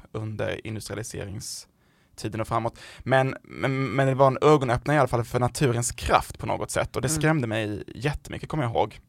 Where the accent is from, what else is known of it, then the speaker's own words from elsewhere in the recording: southern Sweden, Sweden; accent: southern Swedish dialect; jag är ju från de södra delarna av landet, men det är någon som har missat det på min dialekt.